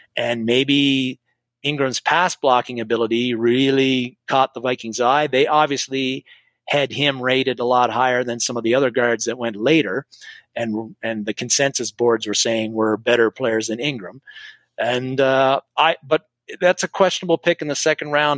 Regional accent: Canada; I'm Canadian

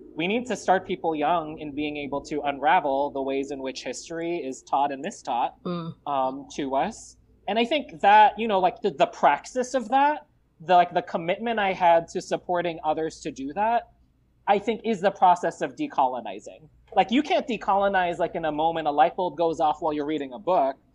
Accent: Los Angeles, California, United States; also born or lived in Marikina, Philippines / Richmond, Virginia; in 1988, my family decided to come to the United States, and we landed here in the Los Angeles area in the South Bay.

